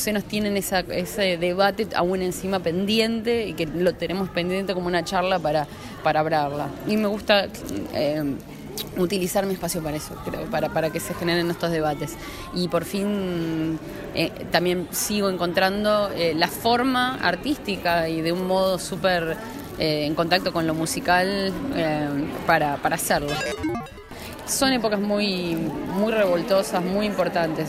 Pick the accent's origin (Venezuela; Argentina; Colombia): Argentina; Sunchales, Santa Fe; now in Buenos Aires, Argentina; yo hace ya como 12 años que me fui de, Sunchales, de Santa Fe también. Me fui directamente a Capital.